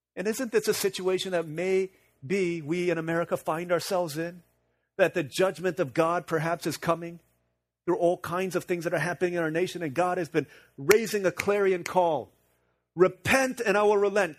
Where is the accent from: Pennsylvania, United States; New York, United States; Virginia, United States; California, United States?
Virginia, United States; now in Florida, United States; growing up in Virginia